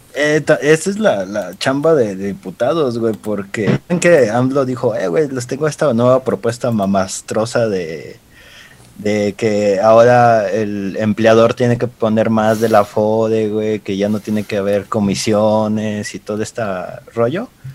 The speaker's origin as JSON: {"language": "Spanish", "country": "Mexico", "said": "casi no la usamos como mexicanos"}